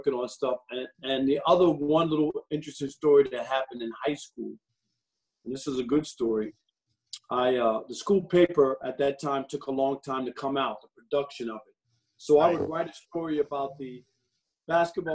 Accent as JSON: {"language": "English", "town": "New York City", "region": "New York", "country": "United States", "tie": "born or raised there", "said": "I grew up in New York"}